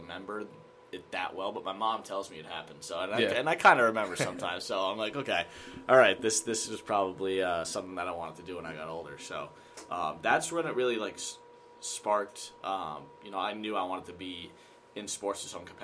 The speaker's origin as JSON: {"language": "English", "town": "Sturbridge", "region": "Massachusetts", "country": "United States", "also_born_or_lived": "Rockford, Illinois", "said": "I'm from Sturbridge, Massachusetts, South Central Mass in Worcester County, probably about an hour from here"}